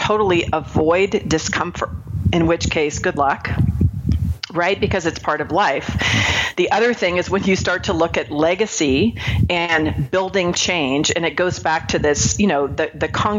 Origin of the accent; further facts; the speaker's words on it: Marin County, California, United States; I grew up in Marin County, California.